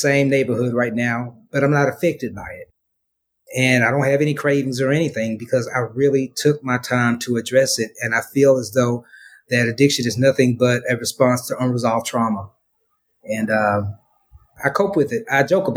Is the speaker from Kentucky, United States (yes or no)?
no; Memphis, Tennessee, United States; moved away as an adult; now in Dallas, United States; I'm originally from Memphis, Tennessee. Lived in Dallas for the past 4 years